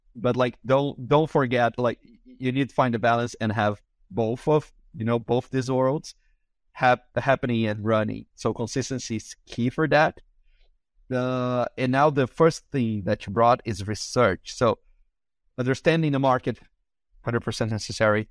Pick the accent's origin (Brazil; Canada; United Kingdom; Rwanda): Brazil; first language Portuguese; English is a second language; I am from Brazil, so I also, my, you know, my language is Portuguese